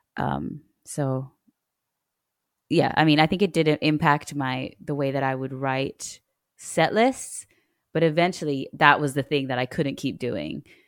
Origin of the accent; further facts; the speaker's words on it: Australia; moved away as an adult; now in Kenya; I grew up in Australia